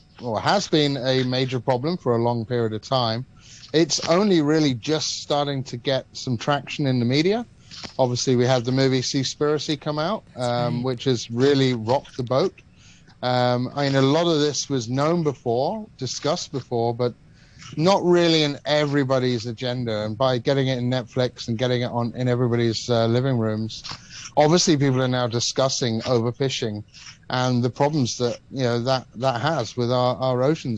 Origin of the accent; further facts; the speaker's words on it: Malta; also born or lived in Cyprus; Well, I guess I was privileged enough to grow up in the Mediterranean. So I grew up in Malta and Cyprus, so two islands surrounded by the ocean.